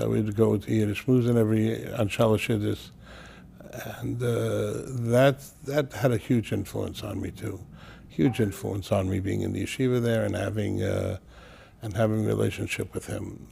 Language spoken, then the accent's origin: English; New York City, New York, United States; moved away as an adult; also born or lived in Israel / Teaneck, New Jersey; now in Passaic, United States; I was born in Brooklyn and, uh, originally in Crown Heights. We moved to Canarsie